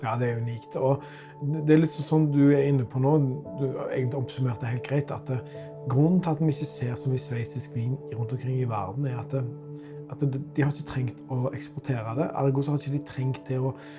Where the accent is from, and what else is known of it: Norway